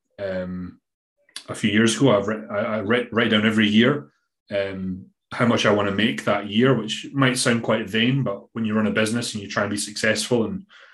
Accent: Scotland, United Kingdom; accent: Scottish; my Scottish accent

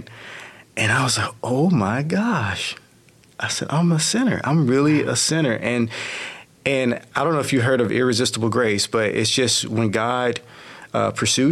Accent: Texarkana, United States; I was born in Texarkana

